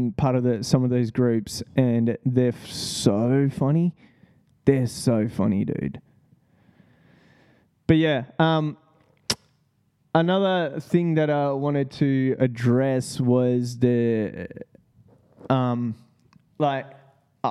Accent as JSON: {"language": "English", "country": "Australia", "said": "That's what I love about Australians. We seriously just don't give a fuck."}